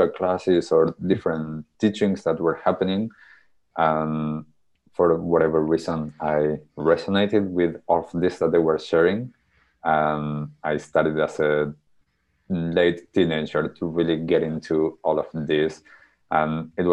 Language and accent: English; Argentina; moved away; when I was young, growing up in Argentina.